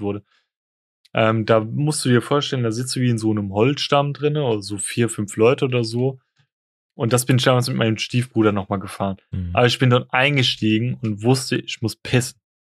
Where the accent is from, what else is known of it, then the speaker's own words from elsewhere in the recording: Frankfurt, Hesse, Germany; bei uns in Frankfurt